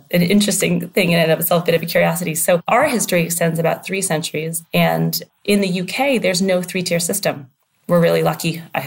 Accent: Pennsylvania outside of Philly, United States; moved away as an adult; also born or lived in Princeton, New Jersey; now in London, United Kingdom; I grew up on an organic farm in Pennsylvania outside of Philly.

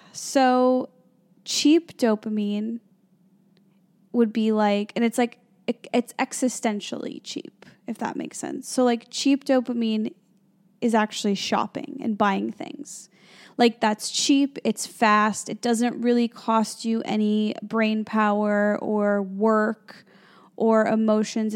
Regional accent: Chicago, Illinois, United States; moved away as an adult; also born or lived in Los Angeles, United States; now in New York City, United States; I grew up in the Midwest. I grew up near Chicago.

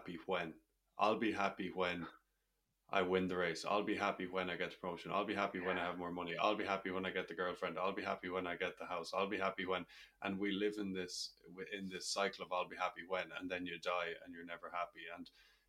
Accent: Ireland; growing up in Ireland in a conservative society

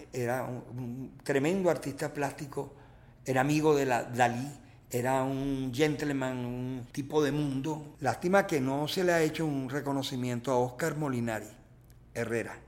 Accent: La Guaira, Venezuela; esa Guaira, que es mi territorio natural, la Guaira, mi mar

